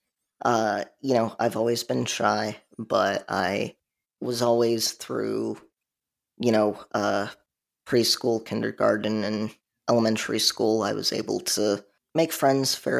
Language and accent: English; Chicagoland suburbs, Illinois, United States; now in South Carolina, United States; I live in South Carolina, but I'm originally from the Chicagoland suburbs.